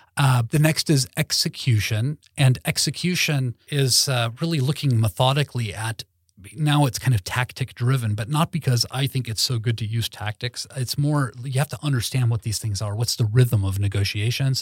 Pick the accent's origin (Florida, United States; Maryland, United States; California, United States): California, United States; Los Angeles; moved away as an adult; now in Sweden; growing up in Lo-, Los Angeles